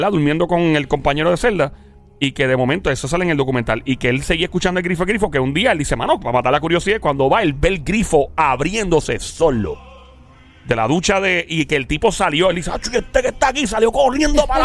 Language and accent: Spanish; Ciales, Puerto Rico; now in Bayamón, Puerto Rico; soy de Ciales, pero actualmente estoy en Bayamón.